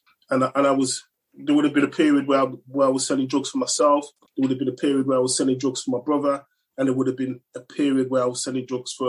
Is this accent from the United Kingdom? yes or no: yes; Manchester, North West England, United Kingdom; also born or lived in London / Birmingham; now in Coventry, United Kingdom; No, in fact, I grew up in Manchester. Well, kind of all over the place, really, between London, Manchester and Birmingham.